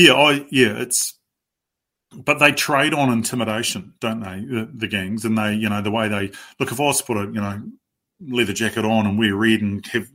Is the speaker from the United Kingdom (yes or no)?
no; Waikanae, Wellington, New Zealand; I grew up in Waikanae, pretty naive, sheltered background.